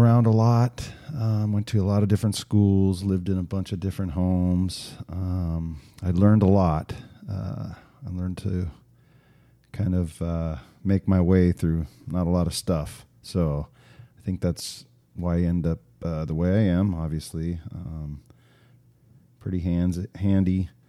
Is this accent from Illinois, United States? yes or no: no; Arizona, United States; also born or lived in Oregon; I grew up here in Arizona. I am 48 years old. Been around the valley for a while. We did live in Oregon for a little while as a kid, which was kind of fun.